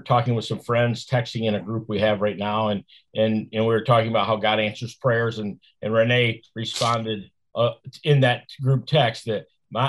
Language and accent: English; Flint, Michigan, United States; I grew up in Flint, Michigan